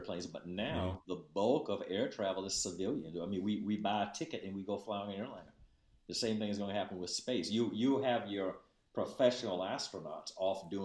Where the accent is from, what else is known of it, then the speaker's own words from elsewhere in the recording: Miami, Florida, United States; moved away as an adult; I'm a Floridian by background. I was actually born and raised in Miami